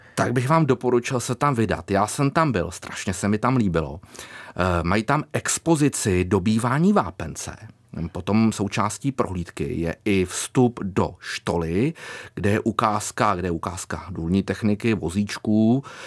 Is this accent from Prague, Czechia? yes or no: no; Králův Dvůr, Central Bohemian Region, Czechia; já pocházím z Králova dvora, takže je to oblast mě blízká